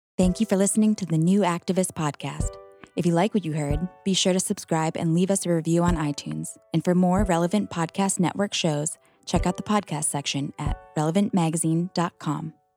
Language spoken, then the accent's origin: English; Philadelphia, Pennsylvania, United States; I was born in Philly with my parents, and but my parents are from Korea